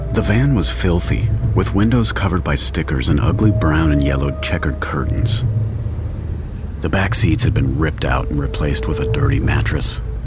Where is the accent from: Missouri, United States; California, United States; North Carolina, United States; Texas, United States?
Texas, United States; my home state of Texas